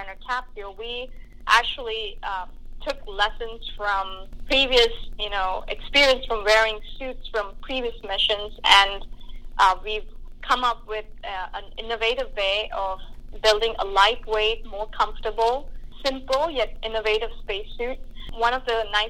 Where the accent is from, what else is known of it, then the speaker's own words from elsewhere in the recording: India; moved away; I grew up in India